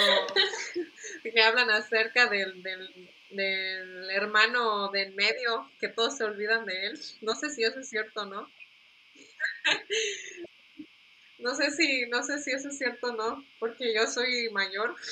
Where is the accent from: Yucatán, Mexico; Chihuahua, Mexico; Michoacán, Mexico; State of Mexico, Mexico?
Yucatán, Mexico; Mérida; also born or lived in United States; nací en Estados Unidos, pero realmente me siento más de México que de Estados Unidos. O sea, aquí crecí, tengo doble, nacionalidad. Eh, crecí aquí en, en, Mérida